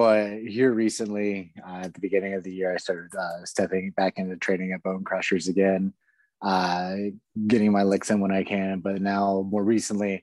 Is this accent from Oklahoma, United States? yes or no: no; Cincinnati, Ohio, United States; I grew up in the Cincinnati area